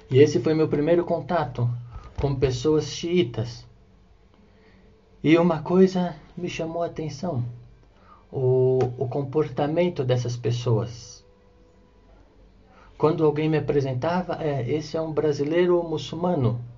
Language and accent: Portuguese; Guarujá, São Paulo, Brazil; also born or lived in Ubatuba / São Sebastião; eu tenho 36 anos, sou do litoral de São Paulo, da cidade de Guarujá, eu nasci em Ubatuba, litoral norte, mas fui criado minha vida toda na cidade de Guarujá